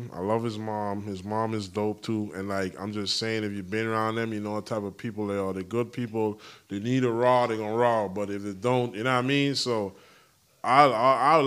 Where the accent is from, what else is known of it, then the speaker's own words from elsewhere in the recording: U.S. Virgin Islands; accent: island accent; moved away; also born or lived in California; The U.S. Virgin Islands, shout out my hometown